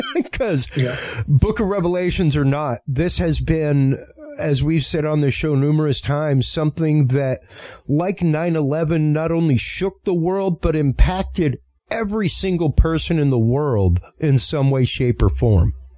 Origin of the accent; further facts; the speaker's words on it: Cajun, Louisiana, United States; I'm Cajun in my upbringing